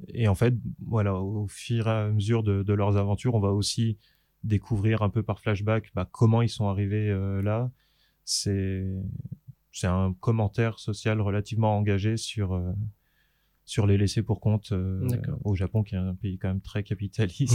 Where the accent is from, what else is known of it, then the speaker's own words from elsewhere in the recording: Saint-Claude, Bourgogne-Franche-Comté, France; dans la ville où j'habitais, où j'ai grandi, dans le Jura, à Saint-Claude.